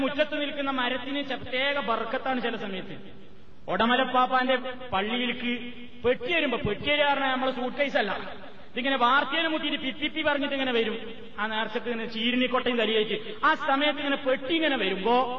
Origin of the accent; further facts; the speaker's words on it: Palakkad district, near Koppam, Kerala, India; ഞങ്ങളുടെ നാട്ടിൽ പാലക്കാട് ജില്ലയിൽ കൊപ്പത്തടുത്ത